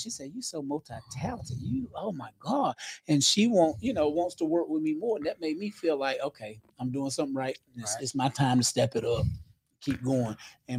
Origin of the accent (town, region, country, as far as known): Clayton, United States; born or raised there